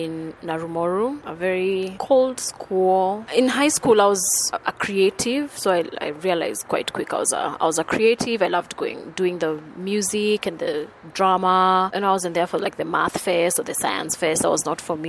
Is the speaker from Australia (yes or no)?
no; Thika, Kiambu County, Kenya; moved away as an adult; now in Nairobi, Kenya; I was born in Thika, raised in Thika, and then I moved to Nairobi 13 years ago